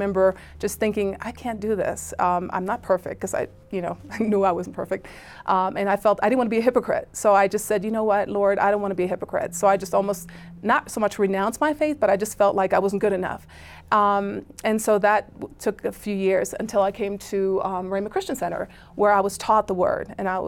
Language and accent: English; Germany; I grew up in Germany